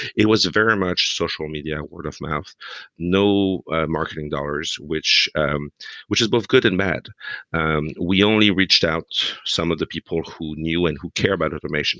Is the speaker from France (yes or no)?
yes; France; now in United States; a couple of French guys living in America